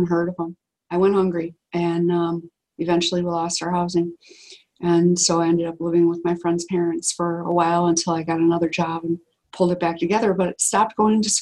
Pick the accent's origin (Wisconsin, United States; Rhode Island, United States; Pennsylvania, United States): Wisconsin, United States; we're from Wisconsin